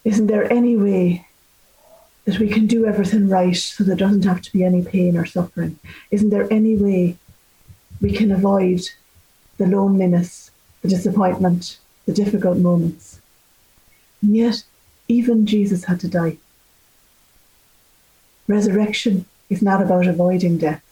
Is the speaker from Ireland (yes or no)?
yes; Ireland; as Irish people